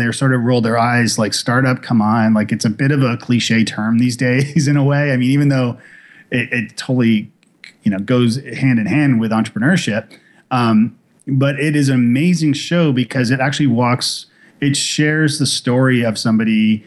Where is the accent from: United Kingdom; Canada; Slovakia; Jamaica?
Canada; Toronto, Ontario; now in Nashville, United States; I'm from Toronto originally. When I moved to Nashville